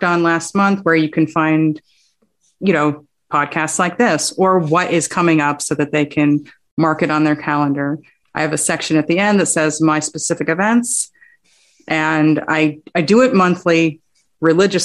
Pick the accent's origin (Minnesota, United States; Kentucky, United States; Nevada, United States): Nevada, United States; Las Vegas; I grew up in Vegas. I wasn't born here, but I was raised here, essentially